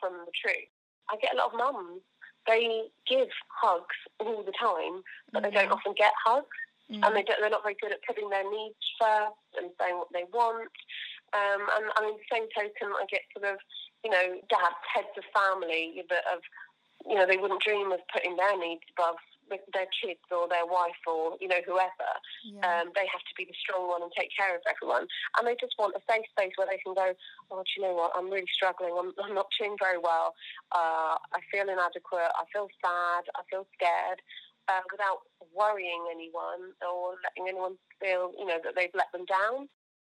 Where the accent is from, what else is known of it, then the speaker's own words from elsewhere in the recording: Surrey, South East England, United Kingdom; now in Coventry, United Kingdom; I am from Surrey